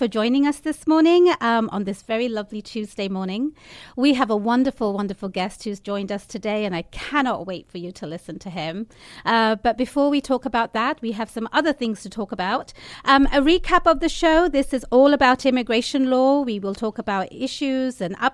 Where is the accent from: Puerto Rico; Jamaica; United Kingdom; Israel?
United Kingdom; now in United States; as a Brit